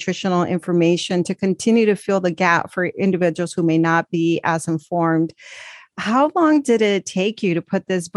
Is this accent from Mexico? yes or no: yes; Mexico; moved away; I come from Mexico